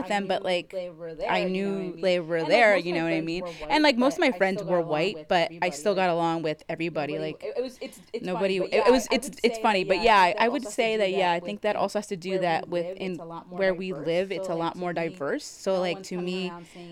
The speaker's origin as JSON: {"language": "English", "town": "Trenton", "region": "New Jersey", "country": "United States", "tie": "born or raised there", "said": "I grew up like near Trenton, New Jersey"}